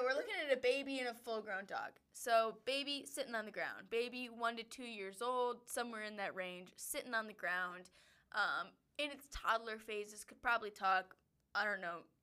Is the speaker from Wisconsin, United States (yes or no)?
yes; Wisconsin, United States; now in Denver, United States; we are from Wisconsin.